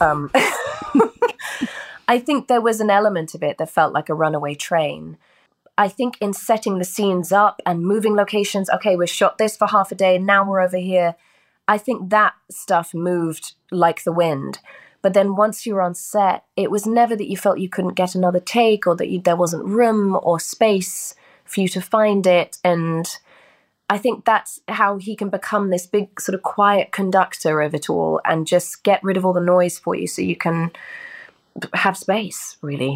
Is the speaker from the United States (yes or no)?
no; United Kingdom; this is my native tongue